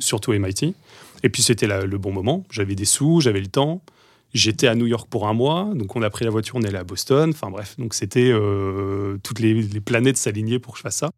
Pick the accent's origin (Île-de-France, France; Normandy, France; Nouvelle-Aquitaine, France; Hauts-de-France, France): Nouvelle-Aquitaine, France; Deux-Sèvres, then Bordeaux; moved away as an adult; also born or lived in Paris; je viens de Bordeaux, enfin, avant des Deux-Sèvres, vraiment paumé en campagne. Puis Bordeaux